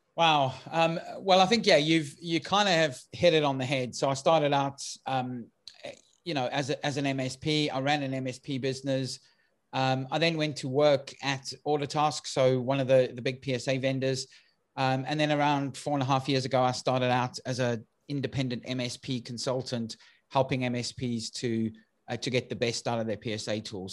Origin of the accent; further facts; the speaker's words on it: South Africa; now in United Kingdom; for those who've picked up my accent, I'm originally from South Africa, um, although I now live in the U K